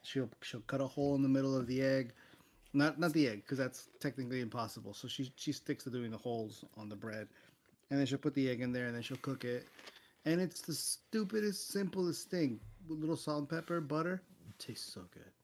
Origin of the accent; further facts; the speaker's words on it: Miami, Florida, United States; growing up in Miami